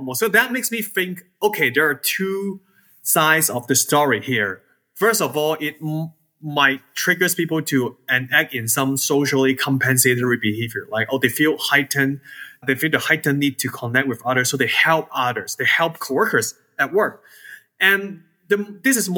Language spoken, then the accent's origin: English; Hong Kong; now in Georgia, United States; I was born and raised in Hong Kong